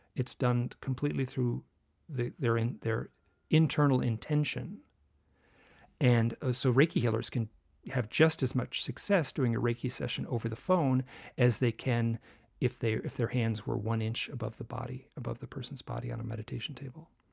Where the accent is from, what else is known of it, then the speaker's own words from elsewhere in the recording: Michigan, United States; I grew up in Michigan